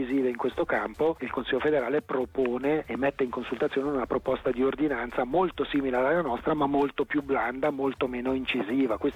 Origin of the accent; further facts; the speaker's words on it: Ticino, Switzerland; noi nel 2020 come ticinesi paghiamo già più 2,5% di premi